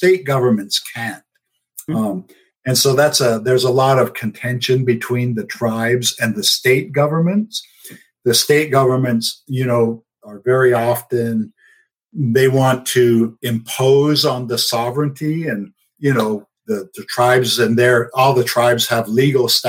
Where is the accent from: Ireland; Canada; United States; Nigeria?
United States; my tribe, the Navajo Nation